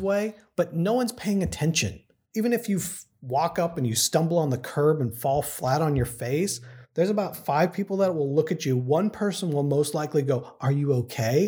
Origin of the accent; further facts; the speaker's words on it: Texas, United States; moved away as an adult; now in San Francisco, United States; where I grew up in Texas.